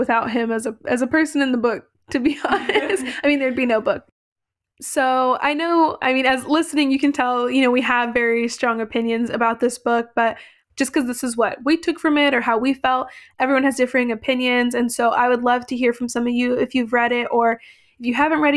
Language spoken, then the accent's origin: English; California, United States; Indy and I were both born and raised in California and still currently reside here.